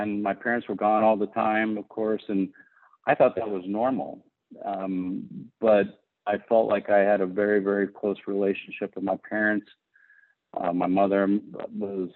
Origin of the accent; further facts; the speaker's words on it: Houston, Texas, United States; I grew up in Texas and I grew up in the suburbs of Houston